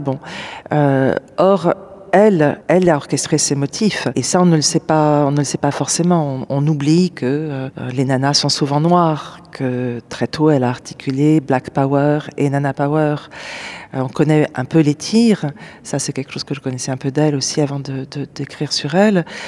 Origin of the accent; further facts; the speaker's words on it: Paris, Île-de-France, France; J'ai grandi à Paris